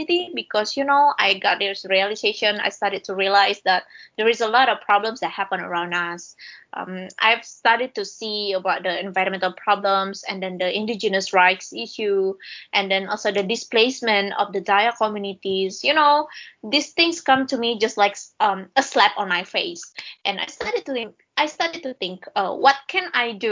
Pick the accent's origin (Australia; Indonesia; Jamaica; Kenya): Indonesia; Kalimantan; I'm happy that I was born in Kalimantan. I'm proud to be someone that born in Kalimantan.